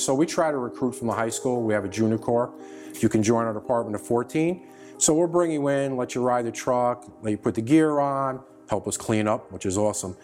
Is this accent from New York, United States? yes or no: yes; Sleepy Hollow, New York, United States; From North Tarrytown